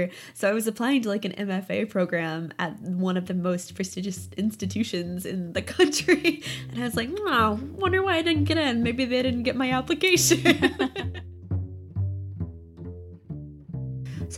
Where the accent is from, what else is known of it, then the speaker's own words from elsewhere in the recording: Springfield, Missouri, United States; moved away as an adult; now in Chicago, United States; I'm from Springfield, Missouri